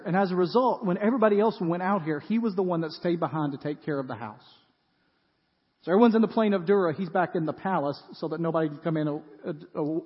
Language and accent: English; West Tennessee, United States; now in Middle Tennessee, United States; I grew up in West Tennessee, and it is flat